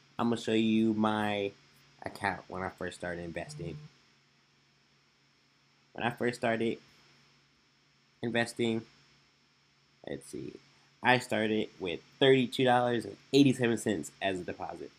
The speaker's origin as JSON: {"language": "English", "town": "Omaha", "region": "Nebraska", "country": "United States", "said": "I'm from Omaha, Nebraska"}